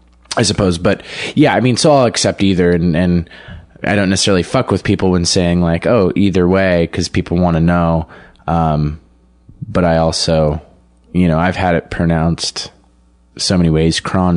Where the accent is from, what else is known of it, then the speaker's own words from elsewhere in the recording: Denver, Colorado, United States; moved away as an adult; I was born in Denver. Okay. Grew up like in the suburbs. So kind of like born in the city center and then raised in the sort of trashy strip mall suburbs